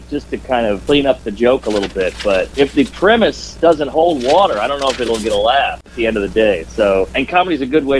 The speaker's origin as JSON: {"language": "English", "town": "New Orleans", "region": "Louisiana", "country": "United States", "tie": "born or raised there", "moved": "as an adult", "lives_now": "New York, United States", "said": "I grew up in the central city of New Orleans"}